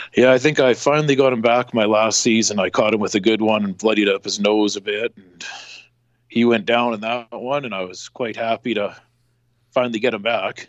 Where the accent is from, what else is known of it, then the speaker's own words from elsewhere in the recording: Western Canada, Canada; I'm coming from Western Canada